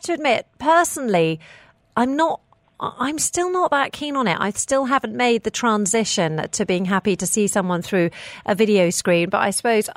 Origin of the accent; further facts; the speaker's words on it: United Kingdom; moved away; my home country of the United Kingdom